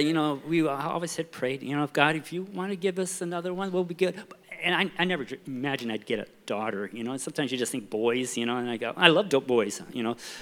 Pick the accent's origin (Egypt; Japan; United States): Japan; I was born and raised in Japan. My parents were missionaries there for 47 years.